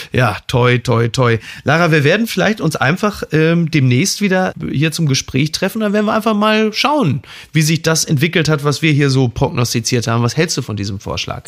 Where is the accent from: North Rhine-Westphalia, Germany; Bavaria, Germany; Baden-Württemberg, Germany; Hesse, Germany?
North Rhine-Westphalia, Germany; Castrop-Rauxel; ich komme aus Castrop-Rauxel